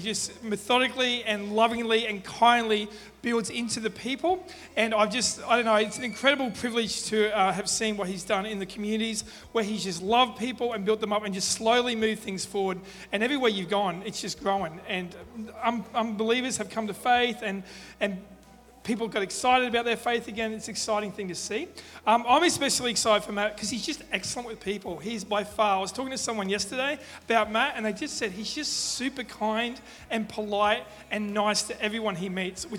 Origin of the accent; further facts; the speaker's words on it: Redcliffe, Queensland, Australia; I was born in Redcliffe and I go to Ipswich to visit you.